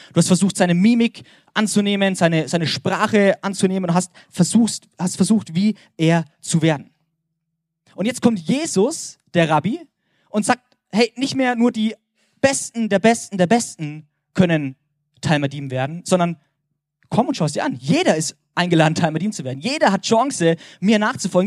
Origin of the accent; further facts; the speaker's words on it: Germany; als Deutscher